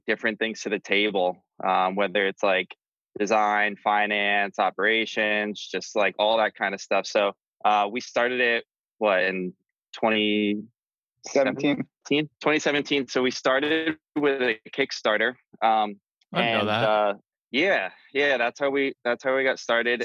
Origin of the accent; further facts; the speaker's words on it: East Coast, United States; moved away as an adult; also born or lived in New Jersey / Philadelphia; now in California, United States; we're all from the East Coast. We all grew up in like Jersey, Philly, and moved out to California